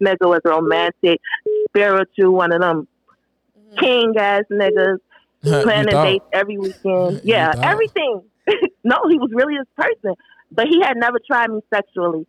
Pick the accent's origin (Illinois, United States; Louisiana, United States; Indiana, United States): Illinois, United States; Chicago; I'm from Chicago